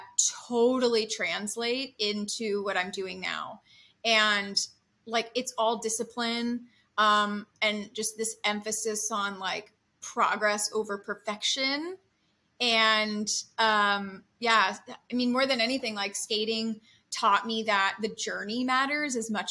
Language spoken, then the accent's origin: English; Santa Rosa, California, United States; now in Los Angeles, United States; I'm from Santa Rosa, California